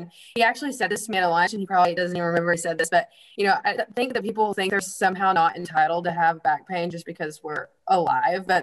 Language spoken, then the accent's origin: English; Seymour, Tennessee, United States; I grew up here in Seymour